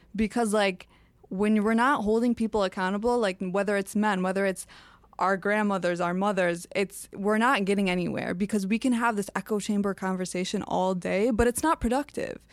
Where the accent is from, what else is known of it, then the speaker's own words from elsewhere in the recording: Dearborn, Michigan, United States; born and raised in Dearborn.